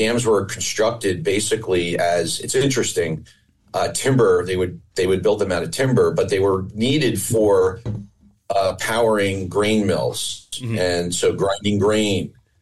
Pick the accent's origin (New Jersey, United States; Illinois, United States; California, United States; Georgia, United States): New Jersey, United States; Pompton Lakes; I grew up in Pompton Lakes, New Jersey. I grew up on a lake